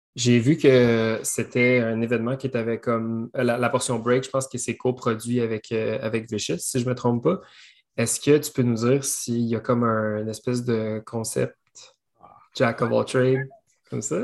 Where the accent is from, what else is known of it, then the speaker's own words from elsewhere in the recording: Belœil, Quebec, Canada; j'ai grandi à Belleuil